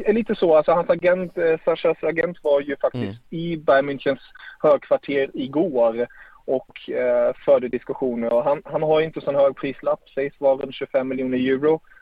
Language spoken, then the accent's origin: Swedish; Germany; som tysk älskar jag ju det.